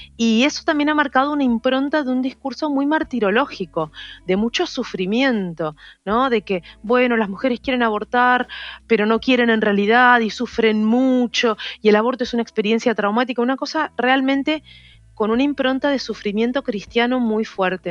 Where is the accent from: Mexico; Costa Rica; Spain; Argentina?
Argentina; Rosario, Santa Fe; moved away as an adult; now in Buenos Aires, Argentina; Yo soy de Rosario, que es una ciudad que está a unas cuatro horas en ómnibus desde acá y vine justamente para estudiar la carrera de biología